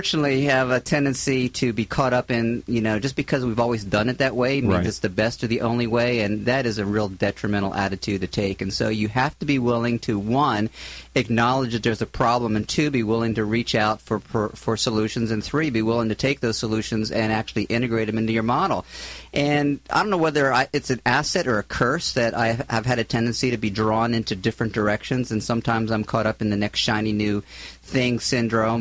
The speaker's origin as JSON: {"language": "English", "town": "Philadelphia", "region": "Pennsylvania", "country": "United States", "also_born_or_lived": "Southern California / Florida / San Luis Obispo", "moved": "as an adult", "lives_now": "Orange County, United States"}